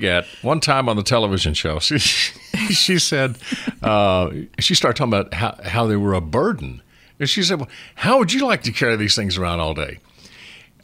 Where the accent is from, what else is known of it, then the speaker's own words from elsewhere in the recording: Rogersville, Tennessee, United States; I grew up in East Tennessee, Rogersville, Tennessee, 60 miles northeast of Knoxville